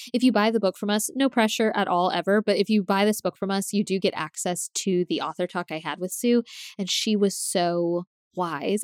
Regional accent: Tallahassee, Florida, United States; I'm from Tallahassee, so I know the places she's talking about

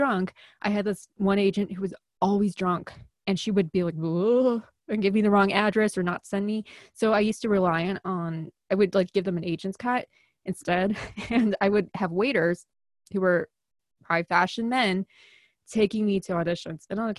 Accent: Midwest, United States; accent: Midwestern; I said something that was like, I sound like I'm from Chicago there. And I didn't hide it. And then like, I'm losing control when it comes on and off, but I think I still sound Midwestern at least.

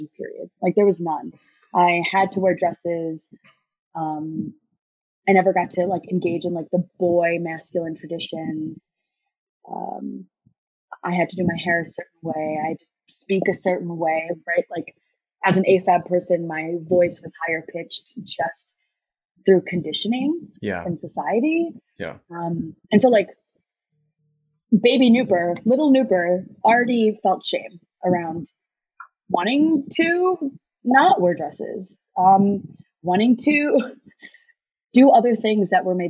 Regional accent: United States; I was born in the States, but my parents were born and raised in India.

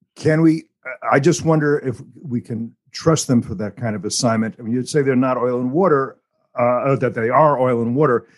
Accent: United States; as an American

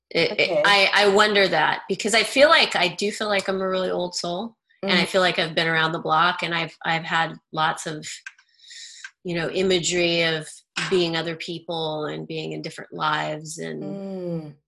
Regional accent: Idaho, United States; I grew up in Idaho.

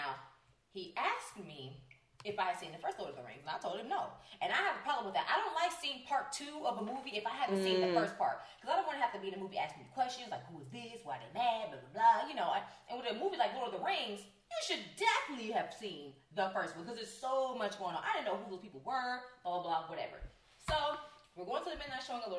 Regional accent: California, United States; I'm born and raised in California

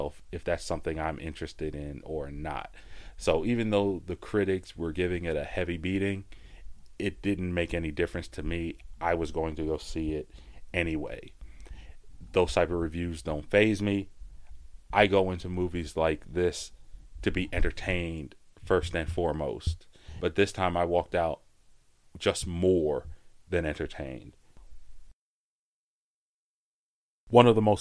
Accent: Philadelphia, Pennsylvania, United States; Growing up in Philadelphia, Pennsylvania

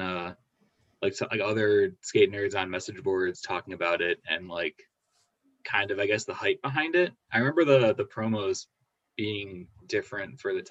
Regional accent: Detroit, Michigan, United States; moved away as an adult; now in Toledo, United States; From Detroit, but I'm in Toledo

